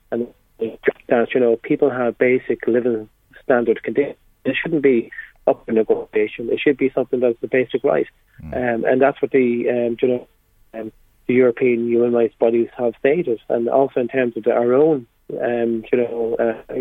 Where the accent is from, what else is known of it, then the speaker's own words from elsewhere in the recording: Kells, County Meath, Ireland; I'm from Kells